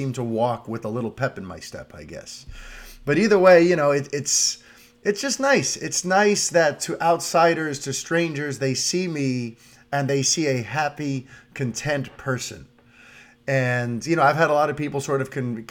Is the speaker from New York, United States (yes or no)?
yes; New York City, New York, United States; As a New Yorker, we tend to just kind of have tunnel vision. Yeah, I grew up in an apartment building